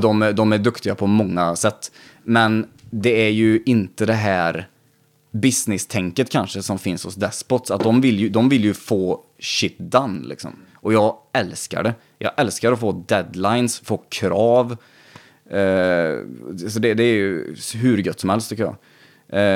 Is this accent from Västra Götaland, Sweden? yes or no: yes; Vänersborg, Västra Götaland, Sweden; är man uppvuxen där vi är uppvuxna